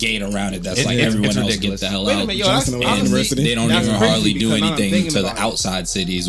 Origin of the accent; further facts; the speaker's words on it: New York City, New York, United States; I was from the hood growing up. I was from Bed-Stuy. And that was the hood back in those days. Now it's not really the hood like that no more.